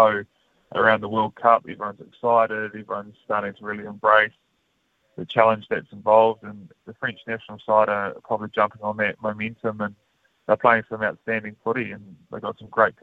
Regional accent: Manawatū-Whanganui, New Zealand; growing up in the Manawatu

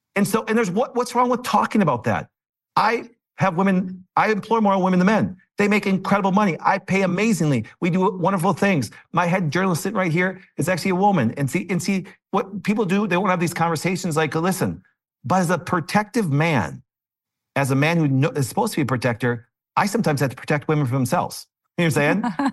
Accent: Green Bay, Wisconsin, United States; I'm from Green Bay, Wisconsin

